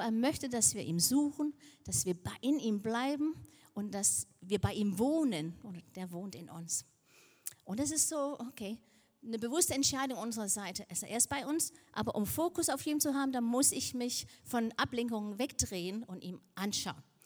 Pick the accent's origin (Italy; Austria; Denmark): Denmark; moved away; ich komme aus Dänemark, aber Dänisch ist eine kleine Sprache